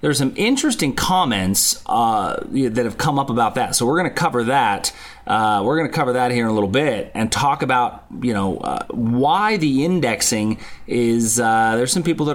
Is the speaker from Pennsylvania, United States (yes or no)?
yes; Pittsburgh, Pennsylvania, United States; my hometown of Pittsburgh, Pennsylvania